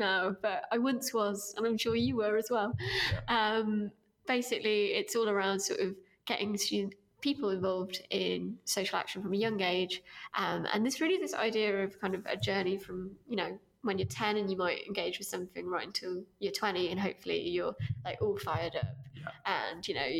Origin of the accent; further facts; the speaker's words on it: East Midlands, United Kingdom; I grew up in my teenage years in Derbyshire. In sort of a rural-ish town up north, although I don't think you'd guess it from my accent anymore.